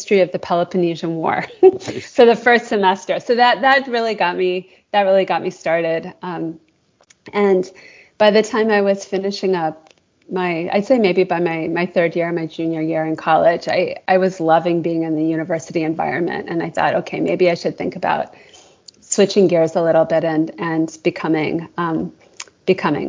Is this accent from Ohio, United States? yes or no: no; Washington, District of Columbia, United States; also born or lived in Maryland; now in Indiana, United States; So I grew up in the Washington, D.C. area, a child of Midwestern parents, so I've segued nicely into life in Indiana, but grew up in D.C. and the Maryland suburbs.